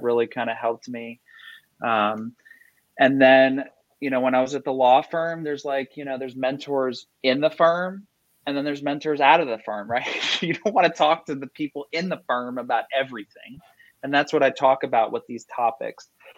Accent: Fort Lauderdale, Florida, United States; I'm from Southeast Florida, from the Fort Lauderdale area

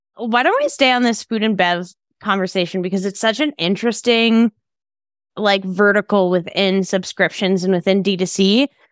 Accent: Texas, United States; I'm from Texas

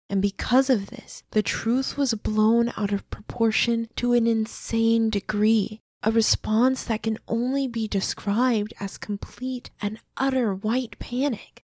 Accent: Midwest, United States; we're from the Midwest

